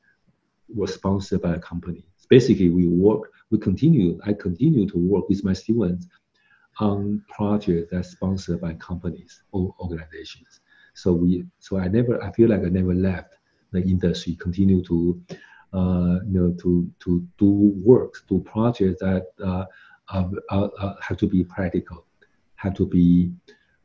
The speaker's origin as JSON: {"language": "English", "country": "Taiwan", "moved": "yes", "lives_now": "United States", "said": "I'm from Taiwan"}